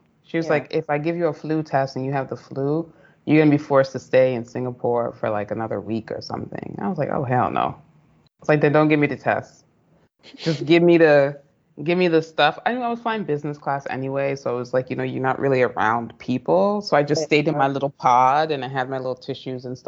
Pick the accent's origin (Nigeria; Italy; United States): United States; moved away as an adult; also born or lived in United Arab Emirates; I, as a Black American